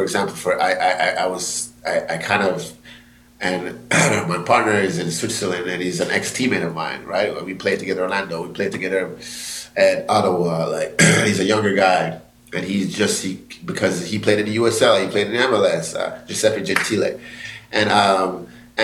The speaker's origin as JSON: {"language": "English", "country": "Jamaica", "said": "I'm Jamaican"}